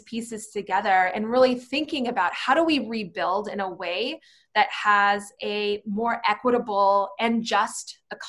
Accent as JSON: {"language": "English", "region": "Arizona", "country": "United States", "tie": "born or raised there", "said": "Arizona is my home. It's where my parents were born. It's where I was born. It's where my family lives to this day."}